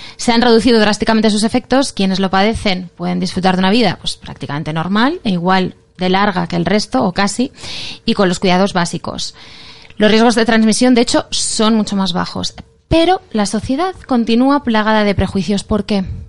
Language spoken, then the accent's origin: Spanish; Catalonia, Spain; Soy, catalana